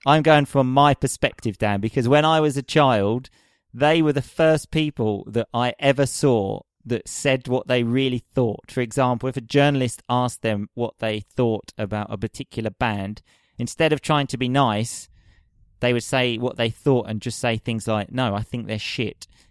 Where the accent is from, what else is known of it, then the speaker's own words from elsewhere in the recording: England, United Kingdom; moved away; also born or lived in Rome; I have to make the step from being an English hooligan